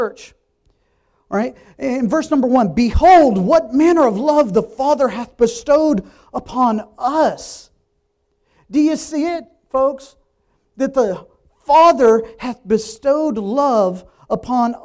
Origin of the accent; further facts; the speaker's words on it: Richmond, Virginia, United States; moved away as an adult; I grew up in Richmond, going to public school